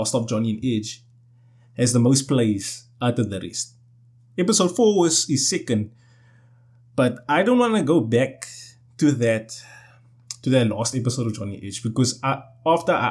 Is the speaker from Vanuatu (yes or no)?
no; South Africa; I'm South African